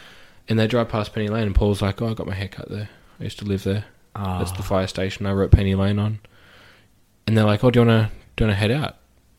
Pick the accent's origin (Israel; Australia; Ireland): Australia; Like, if you go to America, I'm Australian.